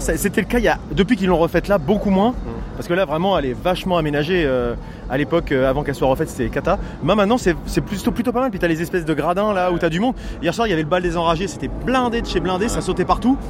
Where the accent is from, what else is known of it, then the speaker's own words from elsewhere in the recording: Normandy, France; nous, on est normands, hein, on comprend que le normand